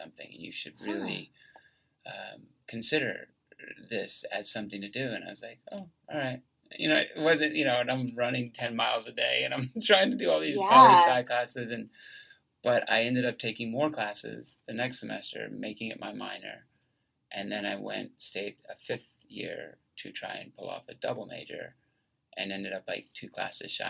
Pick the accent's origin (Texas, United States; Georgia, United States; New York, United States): Georgia, United States; Lawrenceville; moved away as an adult; also born or lived in Myrtle Beach, South Carolina; I grew up in just outside of Atlanta in Lawrenceville, Georgia